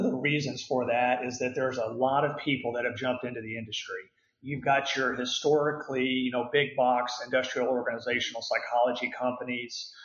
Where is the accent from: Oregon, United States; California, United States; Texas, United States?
Texas, United States; Houston; now in Dallas, United States; I grew up in the Houston area